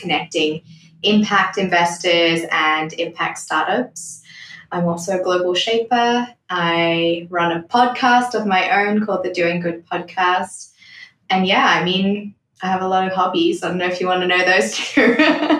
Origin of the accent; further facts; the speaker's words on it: Gold Coast, Queensland, Australia; also born or lived in Zimbabwe; finished high school and did university in Australia